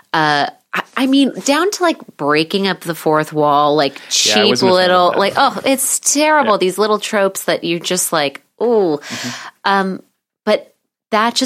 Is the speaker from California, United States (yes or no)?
yes; Los Angeles, California, United States; growing up